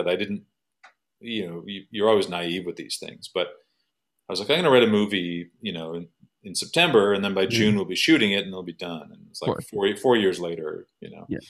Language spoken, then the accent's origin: English; Thornhill, Ontario, Canada; I'm from Thornhill, Ontario